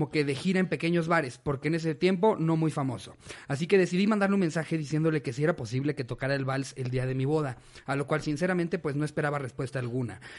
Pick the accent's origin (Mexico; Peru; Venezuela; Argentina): Mexico; Reynosa, Tamaulipas; Como nosotros somos de Reynosa, Tamaulipas.